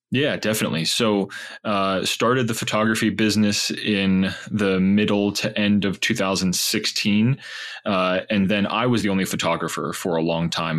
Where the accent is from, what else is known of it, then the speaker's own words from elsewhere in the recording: Pittsburgh, Pennsylvania, United States; I grew up in Pittsburgh, Pennsylvania